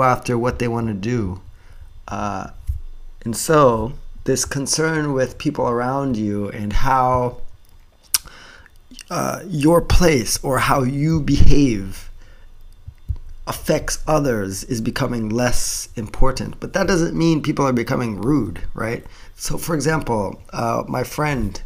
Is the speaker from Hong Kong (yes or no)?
no; Japan; we Japanese people